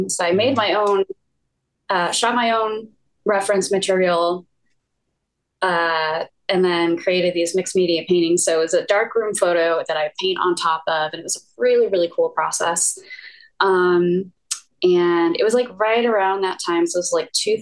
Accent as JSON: {"language": "English", "town": "Atlanta", "region": "Georgia", "country": "United States", "tie": "born or raised there", "also_born_or_lived": "San Diego", "said": "I grew up in Atlanta actually"}